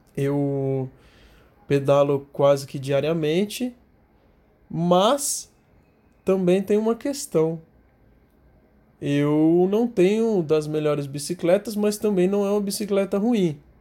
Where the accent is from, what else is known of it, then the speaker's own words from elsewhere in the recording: São Paulo, Brazil; eu sou de São Paulo